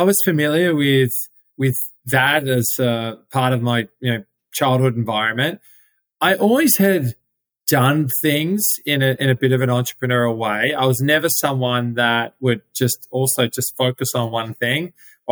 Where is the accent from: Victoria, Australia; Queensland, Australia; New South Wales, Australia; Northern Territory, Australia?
Victoria, Australia; Melbourne; moved away; Yes, I'm from Melbourne, Australia, and grew up there.